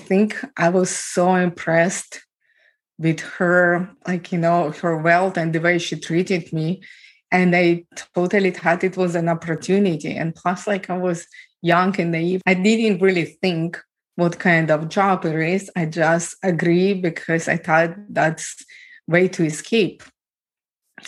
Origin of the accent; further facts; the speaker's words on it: Ukraine; moved away; I was born and raised in Ukraine